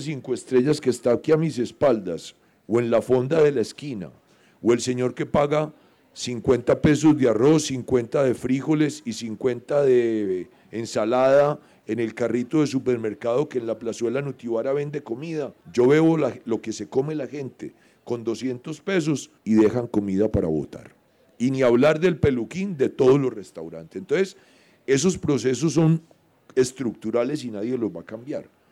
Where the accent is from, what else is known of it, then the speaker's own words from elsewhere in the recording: Medellín, Antioquia, Colombia; yo soy modelo 1959 y soy urbano soy de Medellín